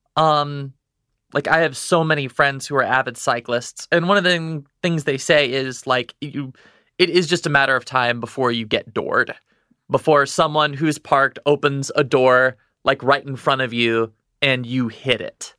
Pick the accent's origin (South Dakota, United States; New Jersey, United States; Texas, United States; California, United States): Texas, United States; also born or lived in Midwest; now in New York, United States; I grew up in Texas